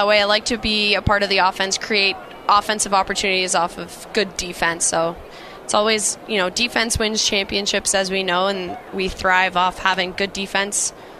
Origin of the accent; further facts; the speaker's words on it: Acton, Massachusetts, United States; Yeah, so I grew up in Acton, Mass. Played, public hockey and club hockey, and then I ended up transferring to Noble and Greenough School out of Dedham, Mass.